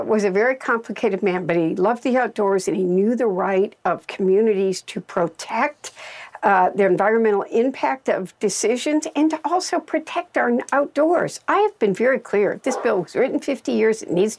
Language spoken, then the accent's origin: English; Midwest, United States; as a Midwesterner